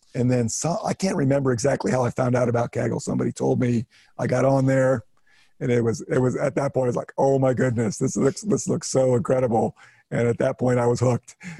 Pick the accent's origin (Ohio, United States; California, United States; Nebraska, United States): Ohio, United States; moved away as an adult; also born or lived in North Carolina; I grew up in Ohio, north central part